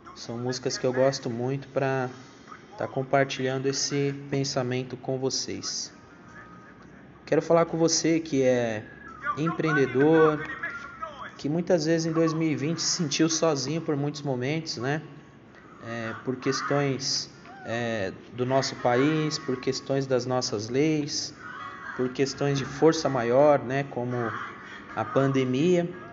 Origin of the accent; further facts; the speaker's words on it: Brazil; nós, como, como brasileiros